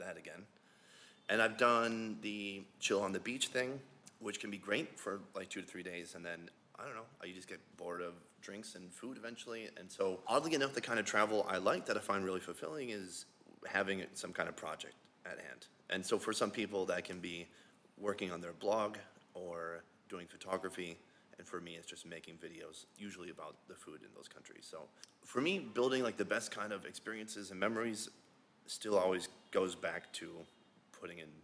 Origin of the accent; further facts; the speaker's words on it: Minnesota, United States; moved away as an adult; now in South Korea; Yeah, so I'm from Minnesota originally, and when I was about 24, I moved to Korea.